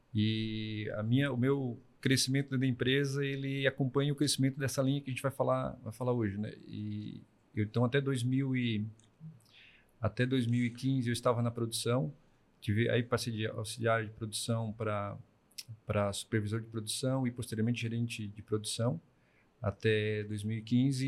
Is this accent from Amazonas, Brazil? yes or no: no; Braço do Norte, Santa Catarina, Brazil; eu sou natural de Braço Norte